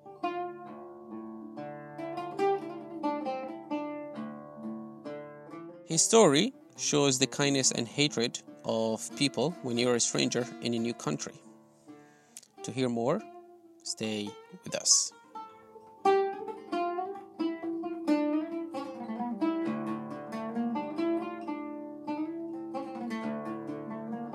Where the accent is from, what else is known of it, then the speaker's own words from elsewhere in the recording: Aleppo, Aleppo Governorate, Syria; moved away as an adult; now in United Kingdom; my own neighborhood in my hometown, Aleppo